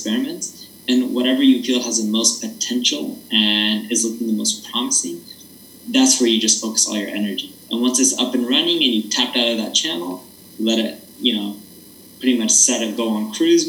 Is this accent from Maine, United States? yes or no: no; Orange County, California, United States; I grew up in Orange County.